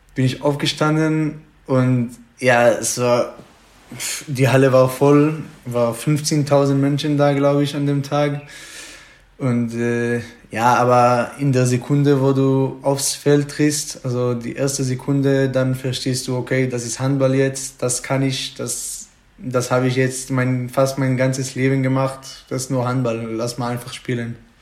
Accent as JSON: {"language": "German", "country": "Israel", "second_language": "German", "moved": "as an adult", "lives_now": "Germany", "said": "ich komme äh, so zwischen Jerusalem und Tel Aviv. Da ist so ein kleiner Dorf, da wohne ich ruhiger Dorf"}